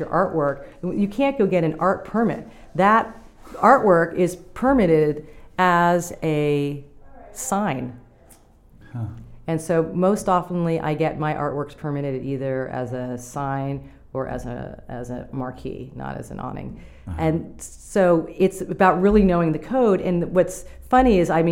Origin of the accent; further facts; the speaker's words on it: New York City, New York, United States; moved away; I'm from New York City, I lived in an apartment building